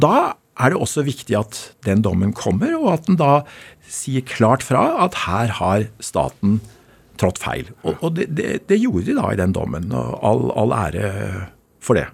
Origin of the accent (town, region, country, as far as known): Bærum, Akershus, Norway; born or raised there